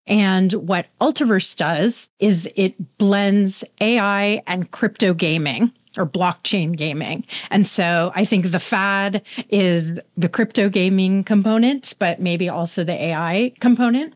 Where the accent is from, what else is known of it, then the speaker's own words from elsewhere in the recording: Bay Area, California, United States; I'm from the Bay Area